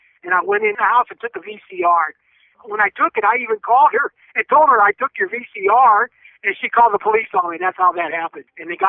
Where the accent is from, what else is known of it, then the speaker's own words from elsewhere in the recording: California, United States; also born or lived in Germany; I grew up I was born in Germany. My dad was in the Army for 25 years, and we came back to the United States when I was like 6 years old, and then we moved to California, and I've been in California all my life.